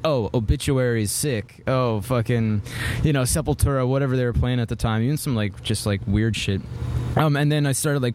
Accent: Vancouver, British Columbia, Canada; I'm from Vancouver, Canada

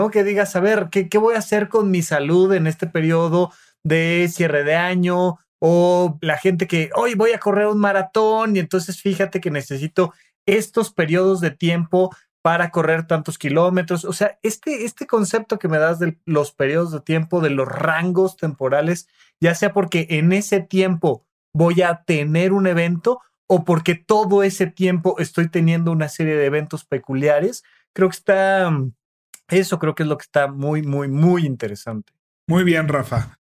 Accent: Toluca, State of Mexico, Mexico; Este, de donde yo vengo, escuché. Yo no dije qué pueblo. Toluca estaba en México, orgullosamente.

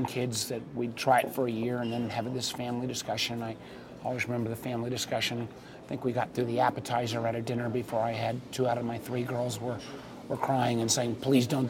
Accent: Connecticut, United States; moved away as an adult; also born or lived in Washington, D.C.; now in Alexandria, United States; move back to Connecticut when I'd gone to high school and my folks lived

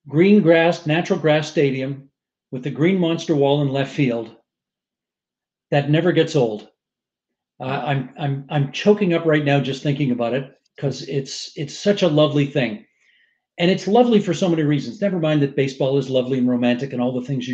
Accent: Hamilton, Ontario, Canada; I'm from Hamilton, so it's a long drive

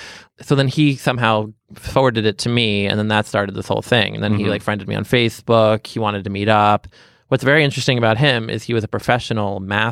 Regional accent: Boston, Massachusetts, United States; now in New York, United States; I'm from Boston.

